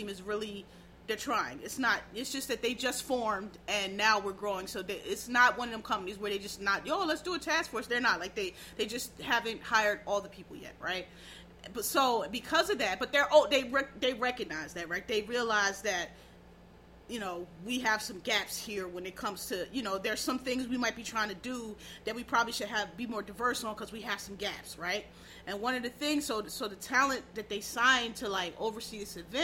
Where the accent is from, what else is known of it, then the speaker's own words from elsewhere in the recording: Philadelphia, Pennsylvania, United States; I'm from Philly.